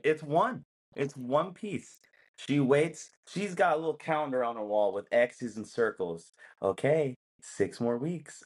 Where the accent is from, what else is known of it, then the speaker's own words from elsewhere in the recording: United States; I am American.